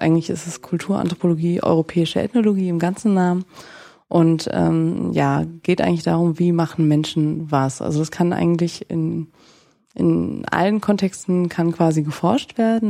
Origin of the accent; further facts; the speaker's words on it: Nienburg, Lower Saxony, Germany; moved away as an adult; also born or lived in northern France; now in Frankfurt, Germany; Ich komme eigentlich aus Niedersachsen, also aus Nienburg an der Weser